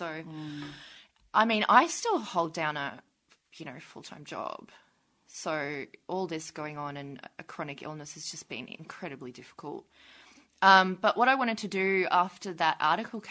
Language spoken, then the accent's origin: English; North Queensland, Australia; I'm from Queensland.